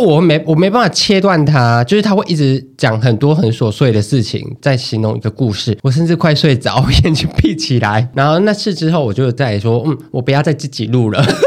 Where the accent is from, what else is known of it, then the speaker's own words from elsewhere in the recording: Taiwan; accent: Taiwanese Mandarin (台湾国语); 我台湾国语太严重